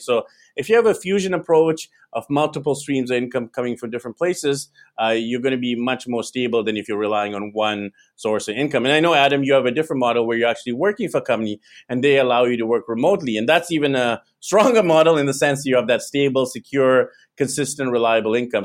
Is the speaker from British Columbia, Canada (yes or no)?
yes; Vancouver, British Columbia, Canada; moved away as an adult; now in Manila, Philippines; So I'm actually originally from Vancouver, B C, Canada. That's where I was born, raised